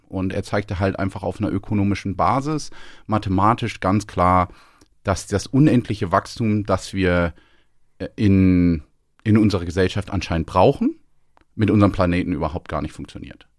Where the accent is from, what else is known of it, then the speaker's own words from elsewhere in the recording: Northern Germany, Germany; moved away as an adult; also born or lived in London; now in Scotland, United Kingdom; Als Norddeutscher in der Schweiz